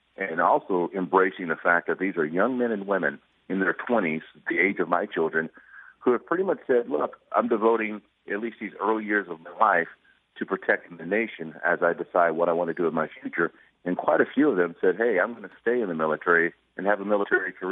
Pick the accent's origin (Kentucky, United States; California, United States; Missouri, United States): Missouri, United States; St. Louis; I'm from St. Louis.